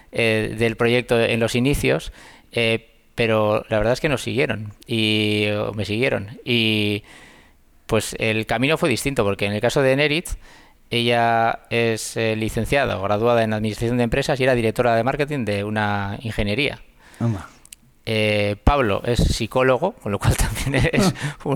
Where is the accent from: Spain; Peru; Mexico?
Spain; Basque Country; no, no somos vascos